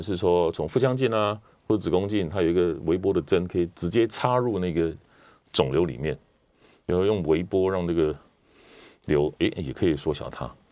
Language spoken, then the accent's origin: Chinese; Taiwan; 因为我们台湾人饮食越来越西化嘛